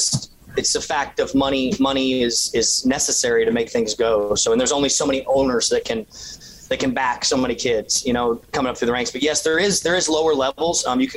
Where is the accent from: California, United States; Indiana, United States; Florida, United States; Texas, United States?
Florida, United States; Daytona Beach; So yeah, for that to be in my hometown and just having all the memories every time I pull back in here, it's really special.